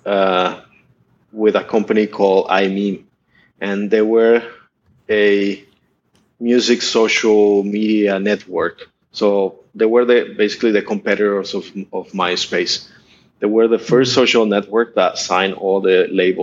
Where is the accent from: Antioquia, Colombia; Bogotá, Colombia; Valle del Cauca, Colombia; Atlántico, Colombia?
Bogotá, Colombia; moved away as an adult; also born or lived in San Francisco, United States; now in Southeast Asia; My dad is Colombian. My mom is Russian. I grew up in Bogota